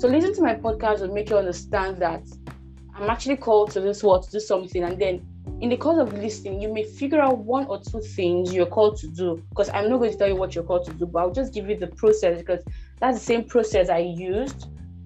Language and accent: English; Rivers State, Nigeria; I'm from Nigeria, River State to be precise